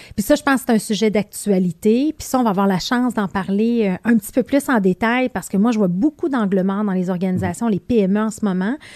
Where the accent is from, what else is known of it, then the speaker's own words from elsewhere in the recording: Beauce, Quebec, Canada; now in Montreal, Canada; on vient tous les deux de la Beauce